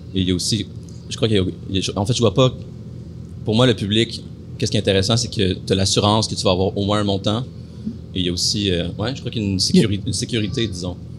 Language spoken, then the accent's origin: French; Matagami, Quebec, Canada; moved away as an adult; also born or lived in Amos, Quebec / Malartic, Quebec / Val-d'Or, Quebec; now in Montreal, Canada; je suis né à Amos, j'ai grandi à Matagami, après j'ai été à Malartic et j'ai, après ça, terminé ma, ma, ma poussée de croissance à Val d'Or